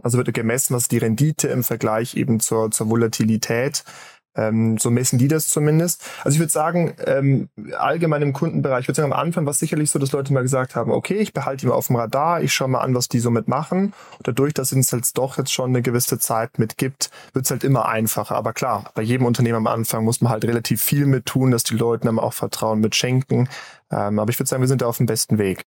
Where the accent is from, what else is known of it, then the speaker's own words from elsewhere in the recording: Switzerland; bei uns in der Schweiz